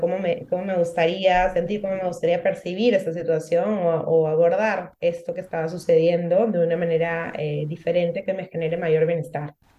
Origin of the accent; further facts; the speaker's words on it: Peru; now in Gran Canaria, Spain; soy peruana, nací en Perú y actualmente vivo en Gran Canaria